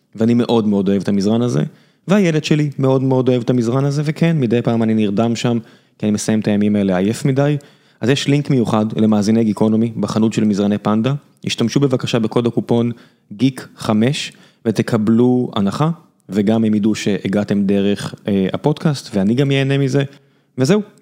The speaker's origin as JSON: {"language": "Hebrew", "country": "Israel", "said": "אנחנו יודעים מה זה גולף כישראלים"}